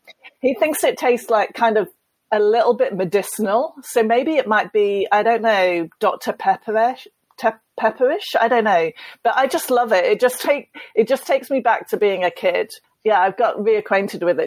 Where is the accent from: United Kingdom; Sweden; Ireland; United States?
United Kingdom; being British